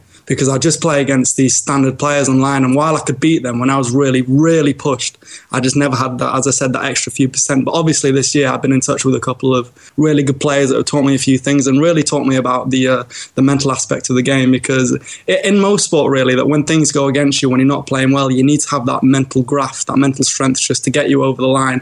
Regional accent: Birmingham, West Midlands, United Kingdom; I was born in Birmingham

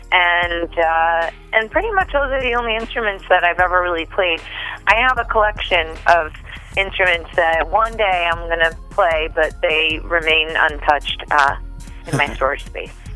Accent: New Jersey, United States; I grew up in New Jersey

